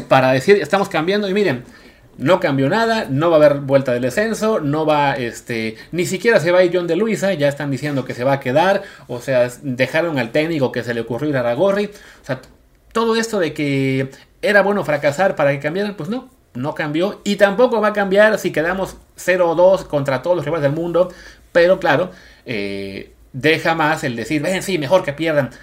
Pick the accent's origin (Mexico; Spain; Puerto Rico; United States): Mexico